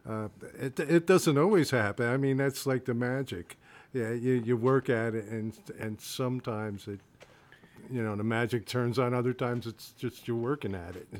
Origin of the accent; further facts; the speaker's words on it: Rahway, New Jersey, United States; moved away as an adult; also born or lived in Bayonne, New Jersey; I'm originally from New Jersey, born in Bayonne, and uh, lived in Rahway, New Jersey most of my life